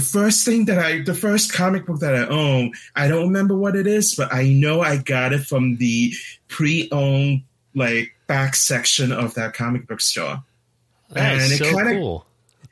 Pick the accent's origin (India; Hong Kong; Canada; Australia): Hong Kong; also born or lived in Northampton, Massachusetts; now in Seattle, United States; I was born in Hong Kong.